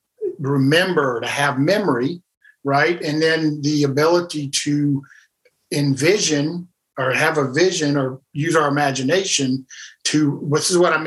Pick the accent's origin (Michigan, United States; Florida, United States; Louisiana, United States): Louisiana, United States; South; moved away as an adult; also born or lived in Nashville, Tennessee; I was originally from South Louisiana and moved to Nashville, Tennessee.